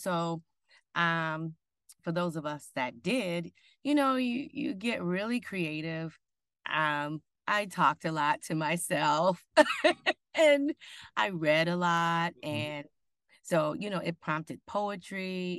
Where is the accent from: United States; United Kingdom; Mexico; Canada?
United States; Benton Harbor, Michigan; I'm originally from Michigan